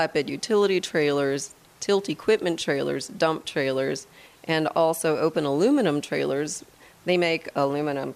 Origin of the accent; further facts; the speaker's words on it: Midwest, United States; moved away as an adult; now in Wheat Ridge, United States; I'm actually from the Midwest